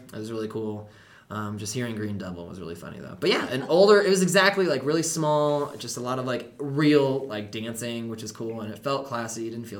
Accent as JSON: {"language": "English", "region": "Colorado", "country": "United States", "said": "We're like, oh yeah, Colorado."}